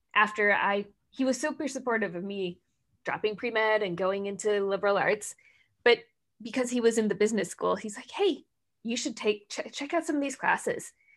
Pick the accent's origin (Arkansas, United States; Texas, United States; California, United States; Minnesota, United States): Minnesota, United States; moved away as an adult; now in Seattle, United States; I grew up in Minnesota